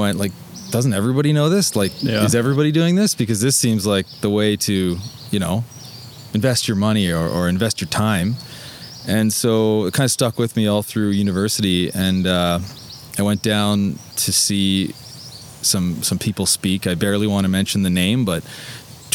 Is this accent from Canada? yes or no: yes; Fergus, Ontario, Canada; moved away as an adult; also born or lived in Ottawa; now in Toronto, Canada; I was born in Ottawa and kind of like when I was really young, jumped around to a few different Ontario towns and ended up in Fergus for my entire childhood